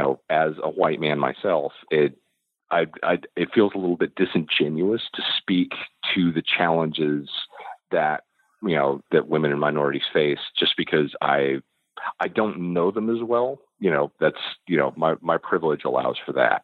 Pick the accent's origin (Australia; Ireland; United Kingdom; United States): United States; I'm an American